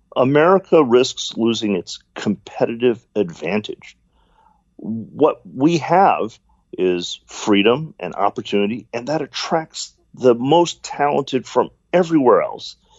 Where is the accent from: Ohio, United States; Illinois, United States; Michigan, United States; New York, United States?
Michigan, United States; Detroit; I'm an American. I was born here in the United States, grew up in Detroit